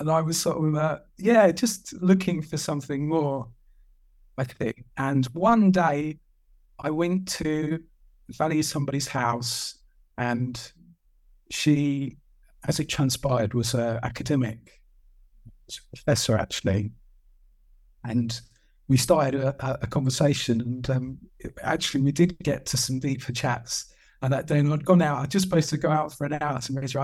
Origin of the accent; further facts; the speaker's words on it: Kent, South East England, United Kingdom; in my hometown in Kent, I sort of fell into this job of showing people around houses